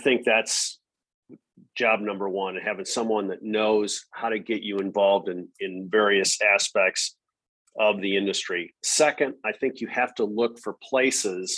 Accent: Madison, Wisconsin, United States; moved away as an adult; also born or lived in North Carolina; now in Austin, United States; I'm a cheesehead. So I was born and raised in Madison, Wisconsin.

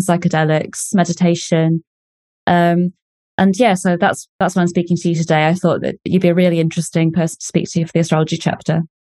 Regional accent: United Kingdom; I'm a British journalist

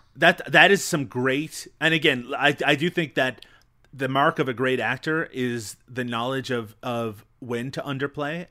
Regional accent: Newfoundland and Labrador, Canada; I come from Newfoundland, which is notorious in my own country

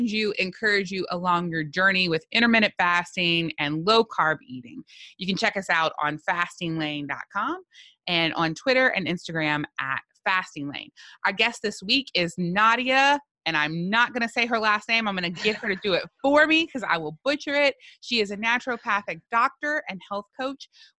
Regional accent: South Louisiana, United States; I'm from South Louisiana, which is very exotic

